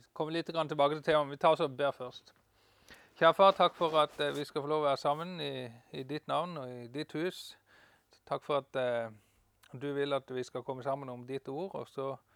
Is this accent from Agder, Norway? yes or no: yes; Farsund, Agder, Norway; also born or lived in Denmark / Kristiansand, Norway; now in Bryne, Norway; jeg er fra Farsund slash Danmark